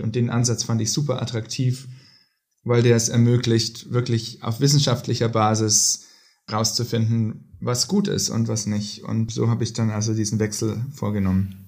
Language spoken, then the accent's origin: German; Hof, Bavaria, Germany; moved away as an adult; also born or lived in Oxford, United Kingdom / Boston, United States / Princeton, United States; now in Stockholm, Sweden; Ich komme ursprünglich aus Hof in Bayern